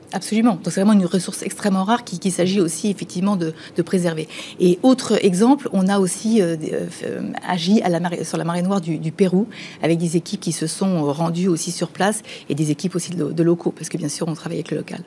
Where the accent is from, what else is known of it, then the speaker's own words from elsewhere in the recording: Mayenne, Pays de la Loire, France; on est mayennais, on est français